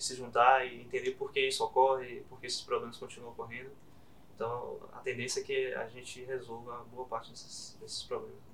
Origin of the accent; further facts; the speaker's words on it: Bahia, Brazil; de ser baiano, né? de ser daqui da Bahia